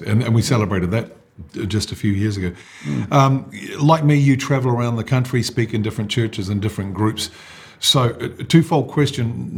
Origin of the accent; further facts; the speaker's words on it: New Zealand; I born and bred in New Zealand